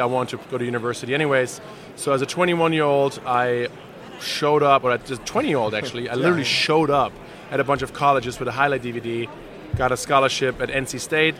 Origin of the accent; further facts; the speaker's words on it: Germany; moved away as an adult; Born and raised in Germany, lived there until I was 21 years